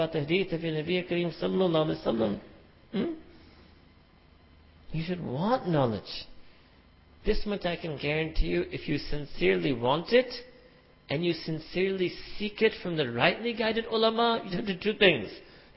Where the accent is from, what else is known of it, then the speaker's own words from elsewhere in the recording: New York City, New York, United States; I was born and raised in Manhattan, concrete jungle